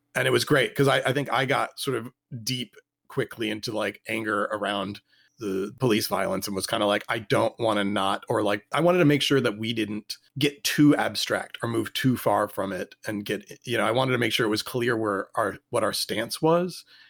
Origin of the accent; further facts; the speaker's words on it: Richmond, Virginia, United States; I grew up in Richmond